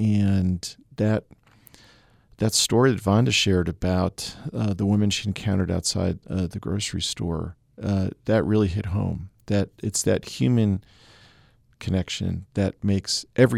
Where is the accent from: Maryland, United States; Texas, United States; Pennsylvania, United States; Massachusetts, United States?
Massachusetts, United States; I grew up in Massachusetts, you know, following sports was a big part of just my my youth